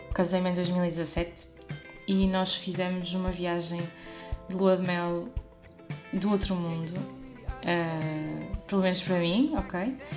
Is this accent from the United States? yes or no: no; Porto, Norte, Portugal; moved away as an adult; now in Oliveira de Azeméis, Portugal; nasci no Porto, moro neste momento em Alvegaria Velha